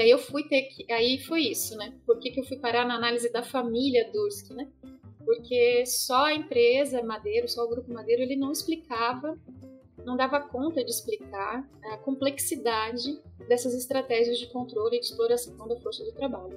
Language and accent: Portuguese; Santa Catarina, Brazil; moved away as an adult; now in Paraná, Brazil; E sou catarinense, moro no Paraná tem 10 anos